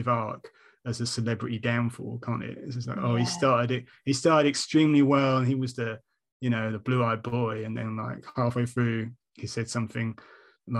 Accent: United Kingdom; we are British

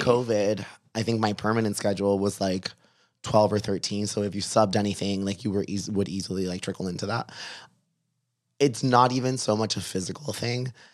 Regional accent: Miami, Florida, United States; I was from Miami and I had been a writer in Miami

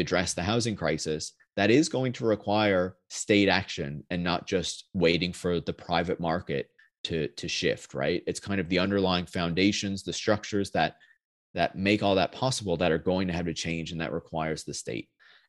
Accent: Canada; I'm not based in DC either. Like I'm Canadian

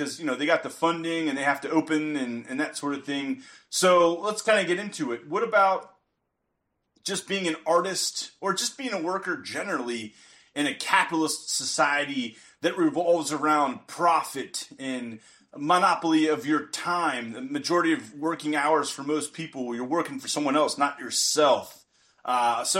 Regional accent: Pennsylvania, United States; I'm from Pennsylvania.

